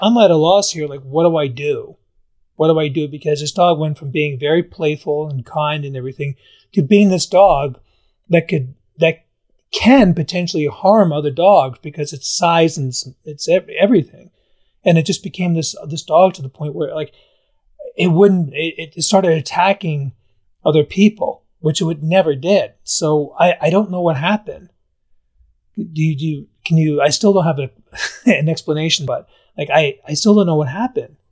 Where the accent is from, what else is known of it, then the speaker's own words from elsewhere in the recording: Albany, New York, United States; moved away as an adult; I grew up in Albany area